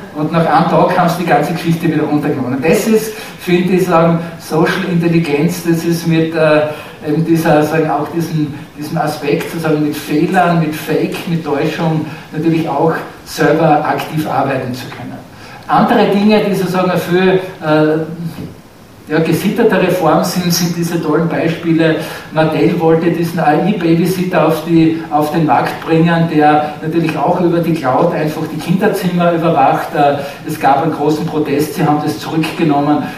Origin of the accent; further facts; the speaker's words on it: Austria; bei uns in Österreich